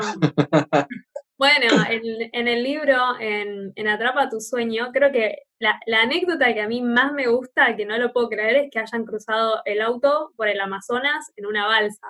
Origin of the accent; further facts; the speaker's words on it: Buenos Aires, Argentina; moved away; also born or lived in Australia; yo me crié en Buenos Aires y después cuando me fui a Australia